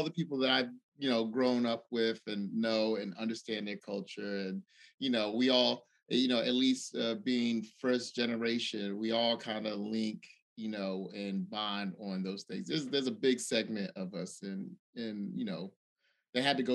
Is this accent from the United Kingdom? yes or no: no; Nigeria; growing up, you know, I would tell people, oh yeah, I'm Nigerian.